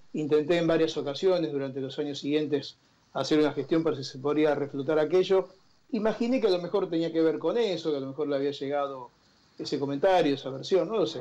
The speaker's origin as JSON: {"language": "Spanish", "area": "a town near Rosario", "region": "Santa Fe", "country": "Argentina", "tie": "born or raised there", "moved": "yes", "said": "yo nací en Rosario y estudié en Rosario"}